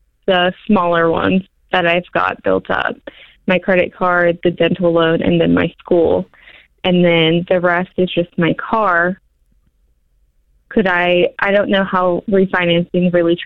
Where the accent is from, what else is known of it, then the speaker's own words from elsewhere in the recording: Pennsylvania, United States; now in Birmingham, United States; I'm from Pennsylvania, and that's where I would go back